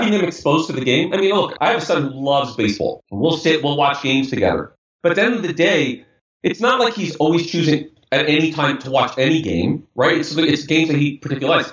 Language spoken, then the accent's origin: English; New York City, New York, United States; we grew up in Brooklyn, New York. I was 10 minutes from Brooklyn Cyclones.